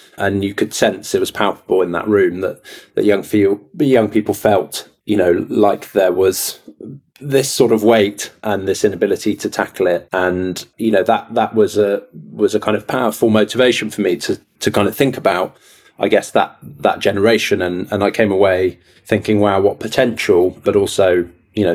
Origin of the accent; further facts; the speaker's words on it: Castilla-La Mancha, Spain; also born or lived in Dorset, England; I grew up partly in central Spain, between central Spain and Dorset on the southwest coast.